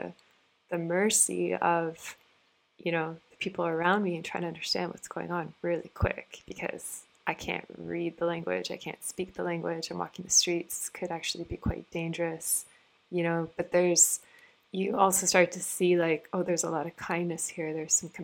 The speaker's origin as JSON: {"language": "English", "country": "Canada", "tie": "born or raised there", "said": "I grew up in Canada, and Toronto is a pretty multicultural city"}